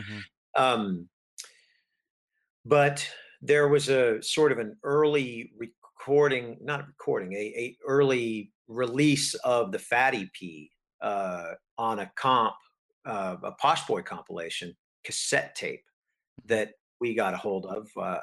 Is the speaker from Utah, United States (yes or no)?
yes; Salt Lake City, Utah, United States; moved away as an adult; also born or lived in North Carolina / Washington, D.C. / Los Angeles; I grew up in Salt Lake City. Mm-hmm. I was born in North Carolina, but, and my folks moved around a bit. And we landed where my father grew up in Salt Lake City. And that's where we were. I guess I lived there till I was 20.